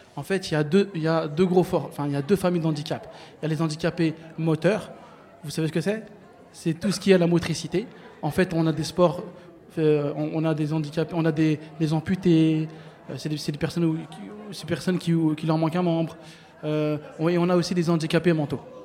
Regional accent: Bobigny, Île-de-France, France; je suis né, j'ai grandi à Bobigny

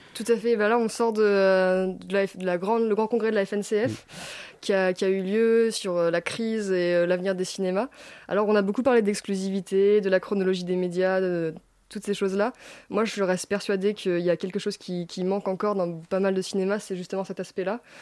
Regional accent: La Rochelle, Nouvelle-Aquitaine, France; ma ville, La Rochelle, je viens de La Rochelle

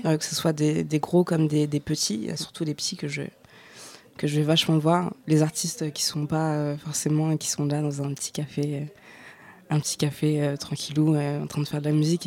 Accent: Noisy-le-Grand, Île-de-France, France; là où j'ai grandi, à Noisy-le-Grand

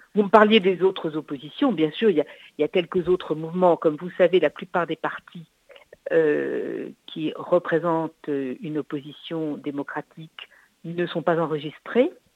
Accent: France; chez nous en France

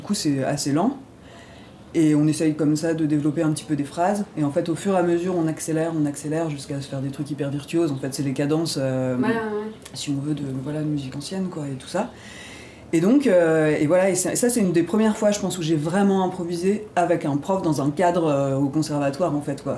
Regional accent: Ardennes, Grand Est, France; moi je suis originaire des Ardennes

